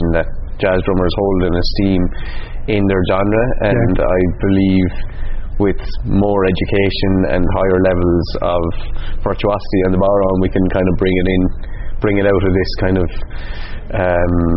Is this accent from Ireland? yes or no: yes; County Clare, Munster, Ireland; I didn't find too much great Irish language growing up resources in County Clare